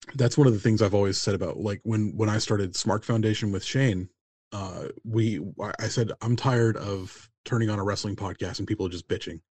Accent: United States; I'm from America, you kind of can't help but pick up casual Spanish

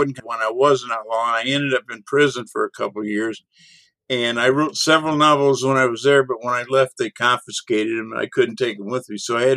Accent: on the Gulf, East Texas, United States; East Texas where I grew up, a little north of where I grew up on the Gulf

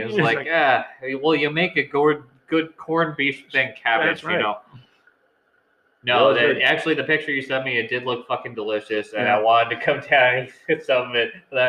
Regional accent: Needham, Massachusetts, United States; Like, I'm from Needham.

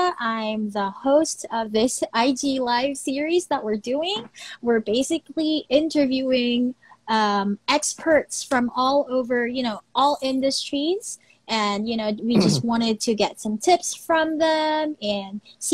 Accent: Philippines; my home country, the Philippines

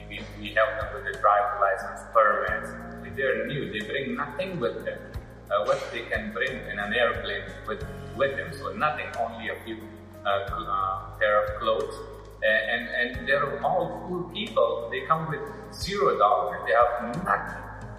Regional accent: Kabul, Afghanistan; moved away as an adult; now in St. Louis, United States; And I'm from Afghanistan, Kabul. And I'm a former U.S. Military interpreter.

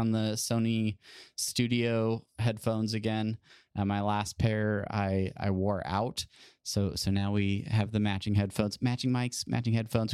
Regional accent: Southern California, United States; moved away as an adult; also born or lived in Hawaii; now in Nebraska, United States; Growing up in California

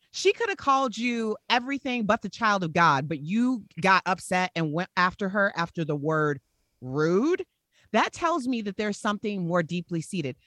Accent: Chicago, Illinois, United States; we're from Chicago.

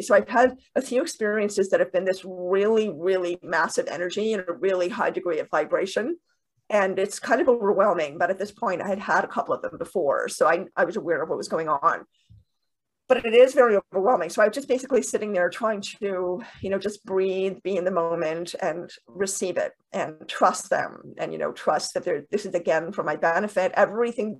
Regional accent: Canada; also born or lived in Toronto, Canada; I'm in Toronto, Canada. I'm Canadian.

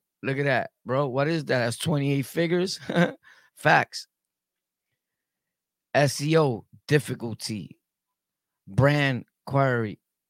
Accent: Brooklyn, New York, United States; also born or lived in Harlem / Jamaica, Queens; I lived everywhere, bro. I lived in Harlem, Carver Projects. I'm from Brooklyn, though, but I lived everywhere. I lived on Southside, Jamaica, all the hoods.

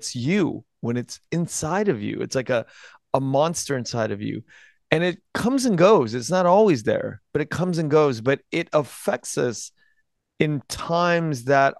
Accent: United States; I was born in the United States 48 years ago.

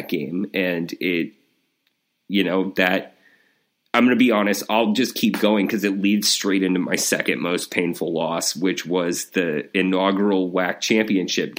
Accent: Wyoming, United States; I grew up in Wyoming, moved there when I was five.

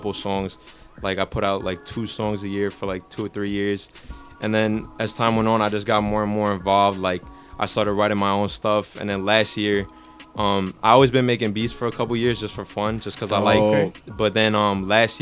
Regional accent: Long Island, New York, United States; I'm Italian-Armenian. I'm from Long Island.

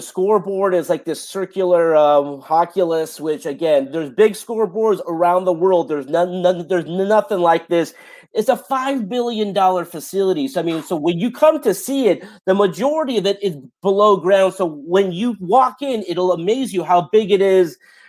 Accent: Los Angeles, California, United States; I'm from Los Angeles. I've spent my entire life there.

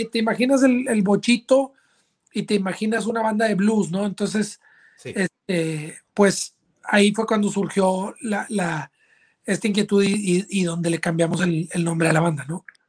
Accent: Monterrey, Nuevo León, Mexico; moved away as an adult; now in Austin, United States; yo soy originario de Monterrey, Nuevo León

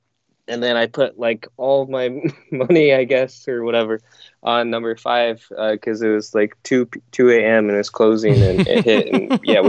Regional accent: Iowa, United States; also born or lived in South Korea; So I was born in South Korea and then adopted by my parents in Iowa. So pretty much grew up in Iowa, lived there my whole life.

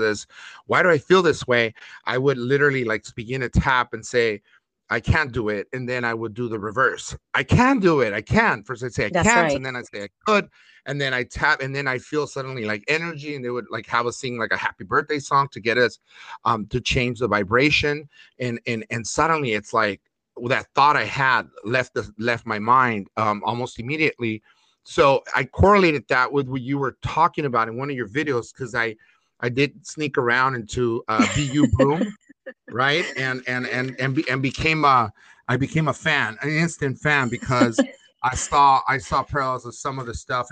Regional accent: Los Angeles, California, United States; I also grew up in like project-like government subsidized apartments mm-hmm. in L.A.

